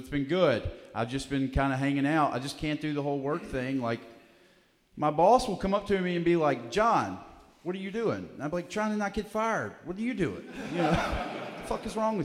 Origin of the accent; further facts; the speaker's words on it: Alabama, United States; I'm from Alabama